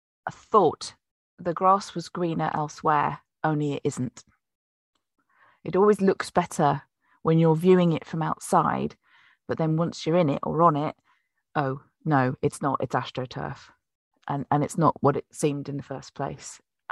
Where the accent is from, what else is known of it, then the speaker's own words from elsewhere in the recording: Plymouth, South West England, United Kingdom; born there; well, I was born in 1973 in Plymouth.